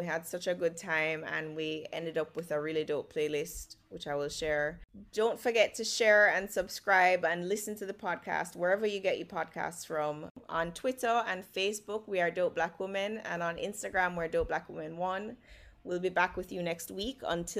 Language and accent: English; Jamaica; we are all Jamaican women.